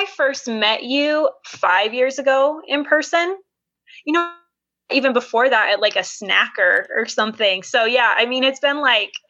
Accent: St. George, Utah, United States; now in Layton, United States; And gosh, where to start? I was born and raised Mormon. I grew up in the St. George area, if anybody is familiar with Washington County.

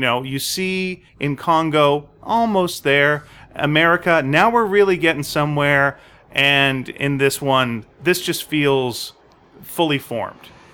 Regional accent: Montreal, Quebec, Canada; I was born in Montreal, Quebec

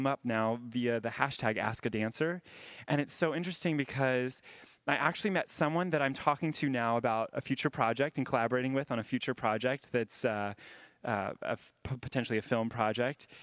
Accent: Jacksonville, Florida, United States; moved away as an adult; also born or lived in Boston; I grew up in Jacksonville, Florida

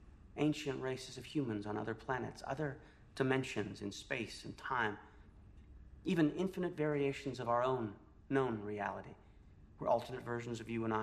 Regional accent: Canada; Well, ZPM. Sorry, I'm Canadian.

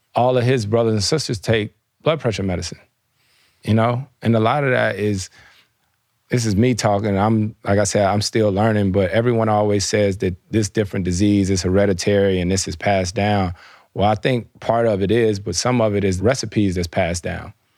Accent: the South, United States; moved away; I grew up in the South

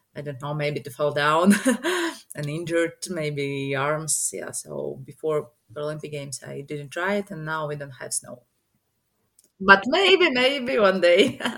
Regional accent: Riga, Latvia; i'm from riga riga is the capital of latvia

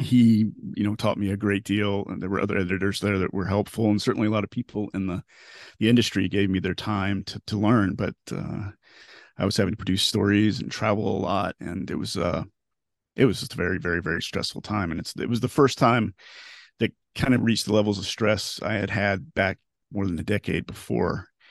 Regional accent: Florida, United States; also born or lived in Knoxville, Tennessee; I was born and raised in Florida

